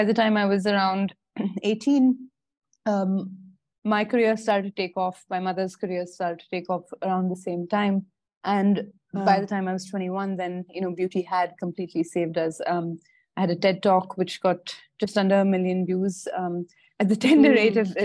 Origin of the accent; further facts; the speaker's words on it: Bangalore, Karnataka, India; also born or lived in Singapore / Indore; I grew up in Bangalore